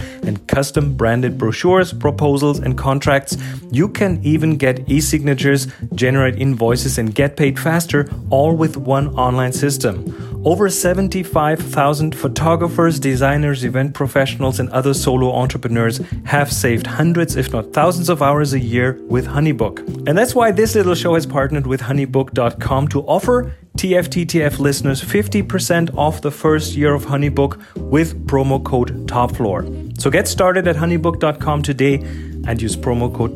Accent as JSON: {"language": "English", "country": "Germany", "moved": "yes", "lives_now": "New Zealand", "said": "we are from Germany"}